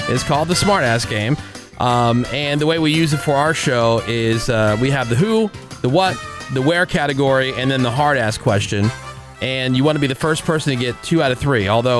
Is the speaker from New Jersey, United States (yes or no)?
yes; New Jersey, United States; I'm from New Jersey. I grew up with everybody having this accent.